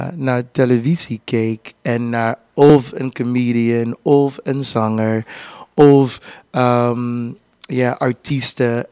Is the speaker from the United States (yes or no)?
yes; Houston, Texas, United States; Dutch is a second language; moved away as an adult; also born or lived in Louisiana / Germany; ik ben Louisiana geboren, dat, dat is daarnaast. maar in Houston, Texas opgegroeid.